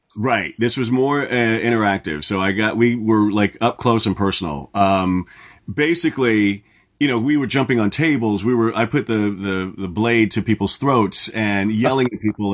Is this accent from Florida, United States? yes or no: yes; Orlando, Florida, United States; moved away; I grew up in Orlando